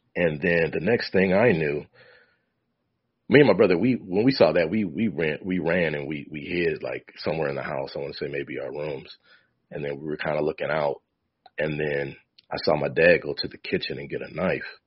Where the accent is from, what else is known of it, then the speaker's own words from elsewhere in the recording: Michigan, United States; also born or lived in Ohio; I grew up in Michigan, by the way. Parents moved from Ohio to Michigan. I was born in Ohio.